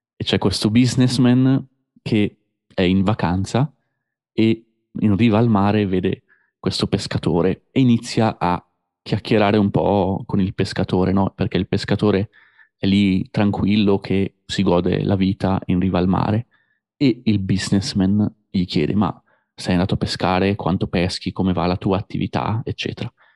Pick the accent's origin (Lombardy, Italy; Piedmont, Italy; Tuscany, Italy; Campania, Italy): Lombardy, Italy; Busto Arsizio; come parlerei io a casa nella ridente città di Busto Arsizio